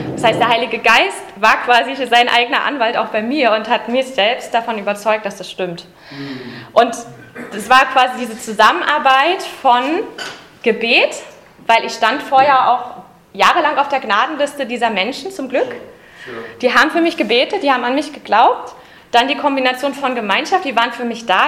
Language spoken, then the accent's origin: German; Berlin, Germany; Ich bin ja eine Urberlinerin. Ich bin also in Ostberlin geboren